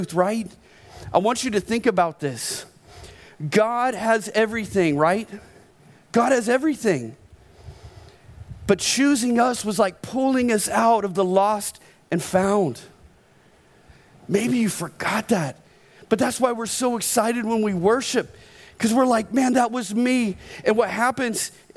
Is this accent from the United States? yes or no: yes; Oklahoma, United States; I was born in Oklahoma